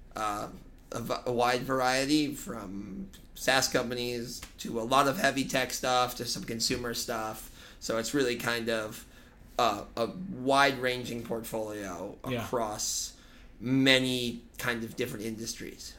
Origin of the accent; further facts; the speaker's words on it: Boston, Massachusetts, United States; moved away as an adult; now in New York City, United States; I was born in New York City, actually. My parents moved to Boston when I was young